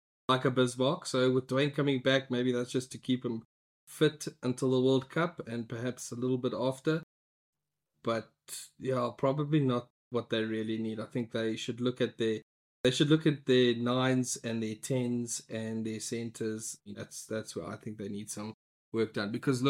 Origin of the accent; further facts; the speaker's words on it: South Africa; We're also South African.